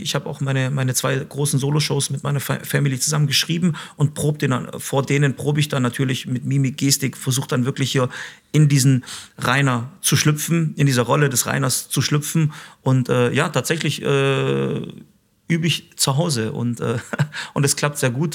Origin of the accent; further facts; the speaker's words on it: Stuttgart, Baden-Württemberg, Germany; also born or lived in Mitrovica, Kosovo; so sehe ich mich tatsächlich als albanischen äh, Schwaben